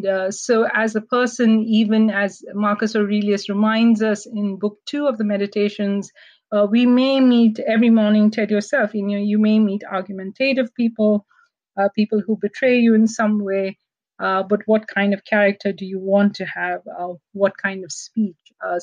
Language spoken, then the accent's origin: English; Canada; And I tell myself as a Canadian Indian and a woman.